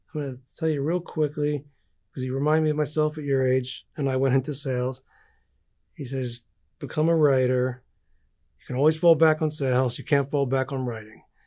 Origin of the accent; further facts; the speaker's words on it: East Coast, United States; I grew up like anyone on the East Coast